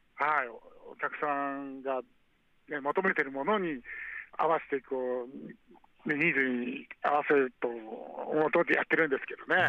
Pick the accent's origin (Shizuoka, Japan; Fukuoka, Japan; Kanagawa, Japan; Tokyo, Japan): Kanagawa, Japan; Chigasaki; 僕の地元の茅ヶ崎